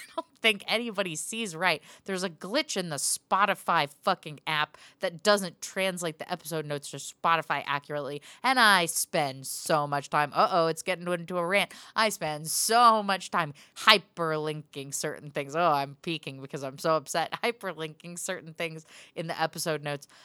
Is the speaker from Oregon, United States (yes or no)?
yes; Portland, Oregon, United States; now in Glendale, United States; my hometown